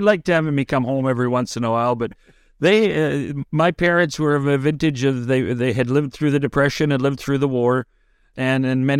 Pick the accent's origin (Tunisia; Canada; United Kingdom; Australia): Canada; Oliver, British Columbia; I was born in Oliver, British Columbia, which is a little town of about 2,000 people, 13 miles from the Canada-U.S. border in the South Okanagan